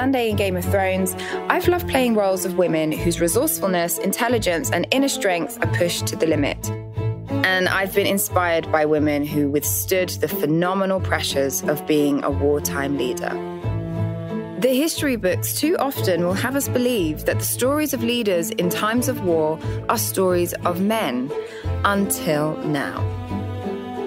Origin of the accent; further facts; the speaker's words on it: United Kingdom; my home country